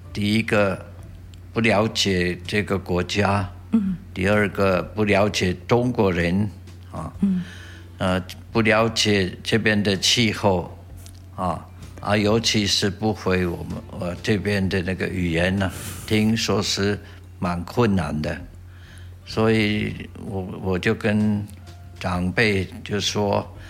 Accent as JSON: {"language": "Chinese", "country": "Switzerland", "tie": "born or raised there", "second_language": "Chinese", "moved": "as an adult", "lives_now": "Taitung, Taiwan", "said": "我的家乡在瑞士的东部"}